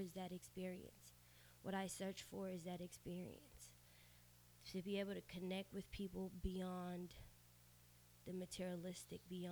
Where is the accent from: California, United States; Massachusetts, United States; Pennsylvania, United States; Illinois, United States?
California, United States; Sacramento; first language Spanish; English is a second language; also born or lived in Mexico; I was born in Sacramento.